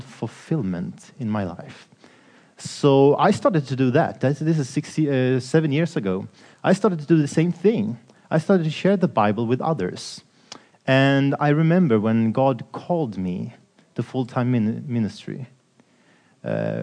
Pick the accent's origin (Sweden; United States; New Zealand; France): Sweden; I'm from Sweden, working at Swedish or Scandinavian TV station called Lifestyle TV